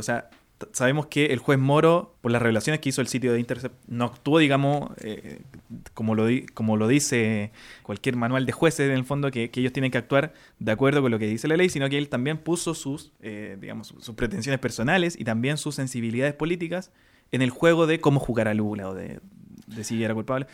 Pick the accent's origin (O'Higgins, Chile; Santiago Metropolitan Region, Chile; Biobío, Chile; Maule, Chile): Santiago Metropolitan Region, Chile; Renca; somos de Renca